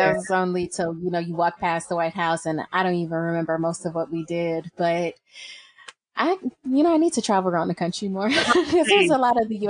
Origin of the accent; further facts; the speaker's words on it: Chicago, Illinois, United States; then a few years later, we end up moving out west, and then it's north, and then it's out west, and then it's west suburbs. So it's like I'm just all over, but I'm still from the city.